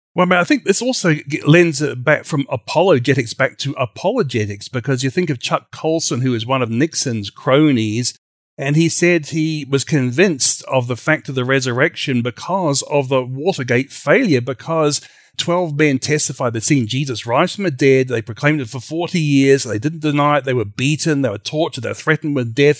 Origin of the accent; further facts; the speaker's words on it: Australia; now in United States; from Creation Ministries U S A, originally from Australia